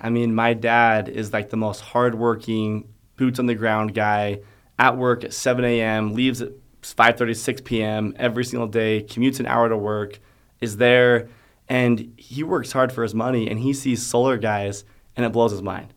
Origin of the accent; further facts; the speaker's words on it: Alpine, United States; Growing up in Alpine, I had a lot of people that knew a lot